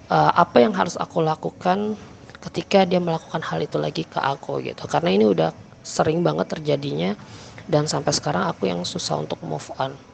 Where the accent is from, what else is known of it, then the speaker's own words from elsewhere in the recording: Samarinda, East Kalimantan, Indonesia; uh, bukan nama sebenarnya sebenarnya. Aku berasal dari Samarinda.